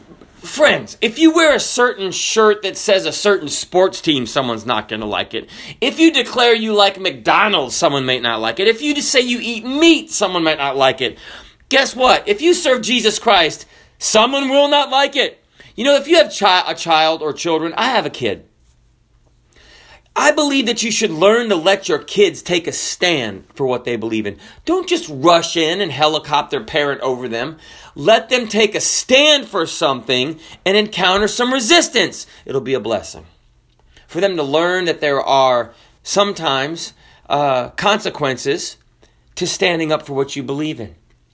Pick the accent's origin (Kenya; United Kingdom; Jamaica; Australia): Kenya; born there; also born or lived in Zambia; I grew up in Africa, partially, and we wanted to play. I'm white, okay? I was born in Kenya. I lived in Zambia, which is southern Africa.